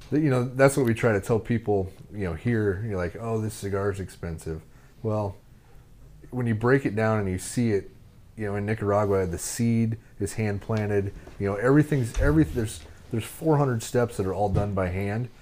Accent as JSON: {"language": "English", "region": "Nebraska", "country": "United States", "said": "I'm from Nebraska."}